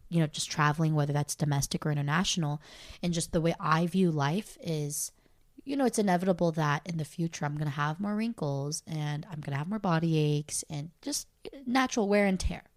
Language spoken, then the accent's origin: English; Torrance, California, United States; moved away; I was from Torrance